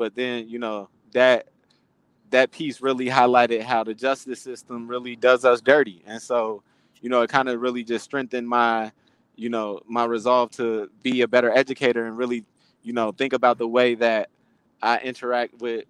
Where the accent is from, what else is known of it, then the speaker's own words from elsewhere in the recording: Inglewood, California, United States; guys, you know, that I grew up in Inglewood, you know, haven't been able to work themselves out.